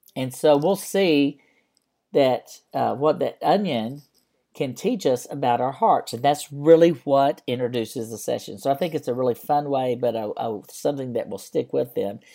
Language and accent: English; West Texas, United States; When I was a kid growing up in West Texas